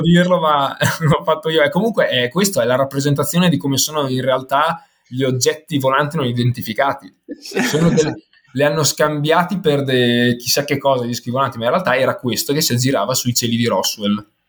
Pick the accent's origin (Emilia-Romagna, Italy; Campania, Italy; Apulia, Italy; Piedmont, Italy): Emilia-Romagna, Italy; Ferrara; now in Milan, Italy; Sono di Ferrara ma trapiantato a Milano